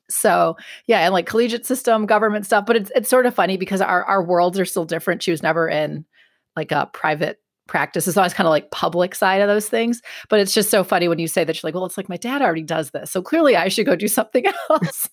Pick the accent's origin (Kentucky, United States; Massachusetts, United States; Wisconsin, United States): Wisconsin, United States; northern suburbs of Milwaukee; moved away as an adult; I was raised in Wisconsin. I grew up in the northern suburbs of Milwaukee